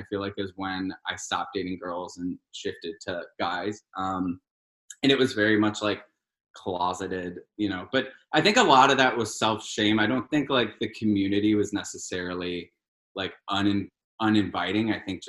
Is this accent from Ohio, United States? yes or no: yes; Cleveland, Ohio, United States; Cleveland. The magical land of Cleveland.